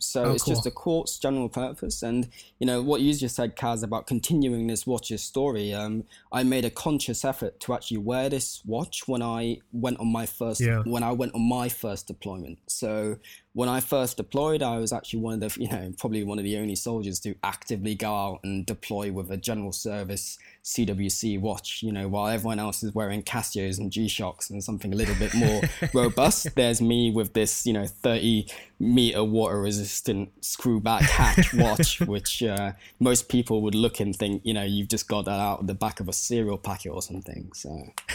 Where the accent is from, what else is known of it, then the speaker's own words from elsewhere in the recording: Cyprus; I was growing up in Cyprus at the time, so I'm now working in Cyprus, but I was also growing up in Cyprus.